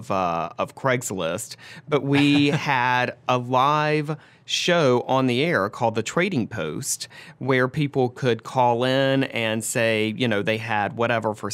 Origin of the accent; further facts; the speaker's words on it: Tylertown, Mississippi, United States; my hometown local newspaper in Tylertown, Mississippi, a little small town, population 1900